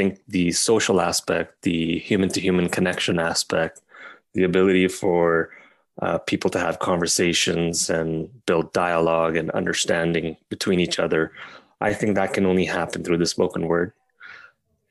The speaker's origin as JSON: {"language": "English", "country": "Pakistan", "tie": "born or raised there", "said": "I was born in Pakistan"}